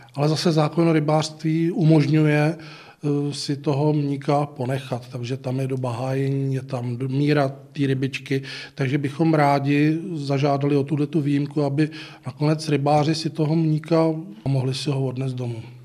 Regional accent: Písek, South Bohemian Region, Czechia; jsem z Písku

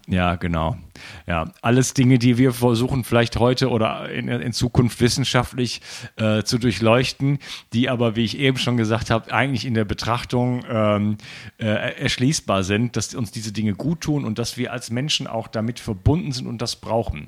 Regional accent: Germany; moved away as an adult; now in France; ich bin Mitteleuropäer, also gebürtiger Deutscher, wohne schon in Frankreich

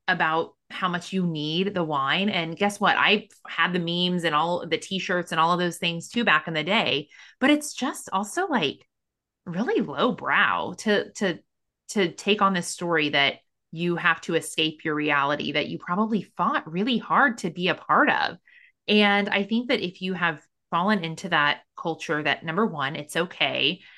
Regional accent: Missouri, United States; I'm from Missouri

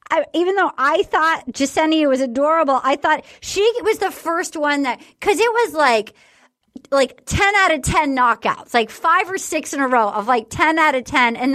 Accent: North Carolina, United States; And I felt really smart to like be like, I'm from North Carolina, to like really smart.

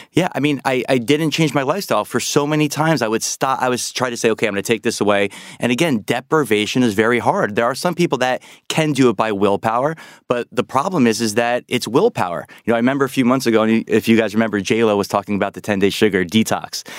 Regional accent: New York, United States; I'm a New Yorker

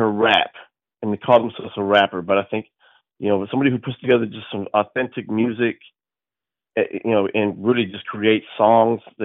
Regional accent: Fort Worth, Texas, United States; I'm from Fort Worth, Texas.

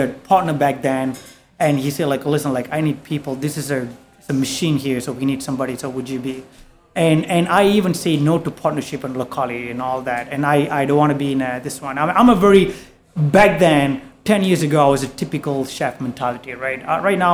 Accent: Malaysia; moved away as an adult; also born or lived in Singapore; now in New York, United States; I'm from Malaysia

